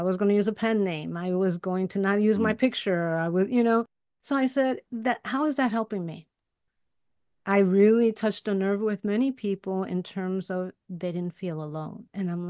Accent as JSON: {"language": "English", "town": "Chicago", "region": "Illinois", "country": "United States", "tie": "born or raised there", "said": "I grew up in Chicago too. I grew up in Bucktown in the hood. It was the hood then. Now it's a nice neighborhood."}